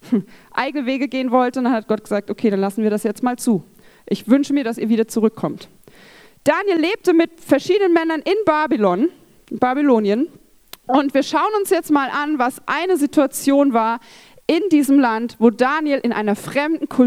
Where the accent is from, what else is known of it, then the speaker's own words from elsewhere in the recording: Rhineland-Palatinate, Germany; Ich bin in Rheinland-Pfalz aufgewachsen.